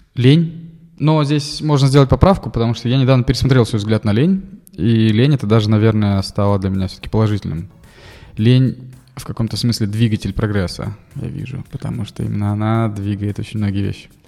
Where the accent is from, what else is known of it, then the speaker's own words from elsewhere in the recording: Russia; also born or lived in United States; я из России